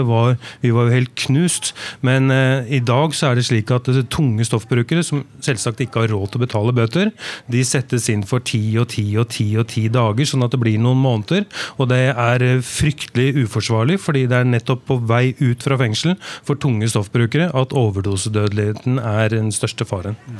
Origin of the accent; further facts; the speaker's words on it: Oslo, Norway; jeg vokste opp i bydel i Oslo